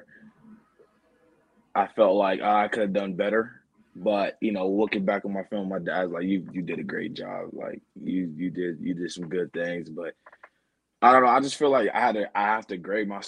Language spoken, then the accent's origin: English; Omaha, Nebraska, United States; also born or lived in Urbana, Illinois / Indiana; I was born in Urbana, Illinois. And then from age two, I moved to Indiana. Then from age two to nine, I lived there. And then I moved to Omaha, Nebraska